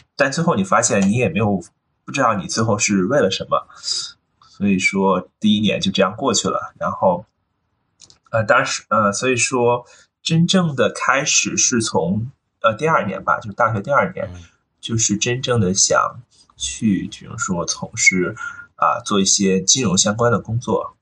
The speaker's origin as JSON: {"language": "Chinese", "area": "near Renmin University of China", "region": "Beijing", "country": "China", "tie": "born or raised there", "also_born_or_lived": "Hong Kong", "said": "我其实出生在一个比较简单的一个环境里，就是我出生在就是现在的就是，啊，中国人民大学这附近。然后当然那时候，其实我小时候，人民大学附近，那时候还没有现在这么繁华。那时候其实周围都是农田"}